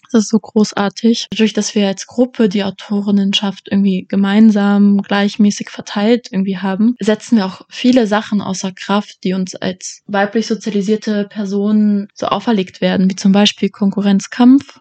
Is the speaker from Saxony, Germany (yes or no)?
yes; Leipzig, Saxony, Germany; moved away as an adult; now in Vienna, Austria; Ich war das erste Mal gestern in meiner Heimatstadt